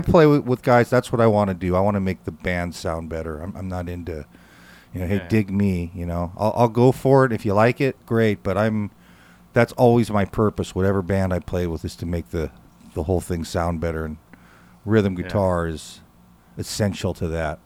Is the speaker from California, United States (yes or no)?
yes; Lafayette, California, United States; I grew up in Lafayette, California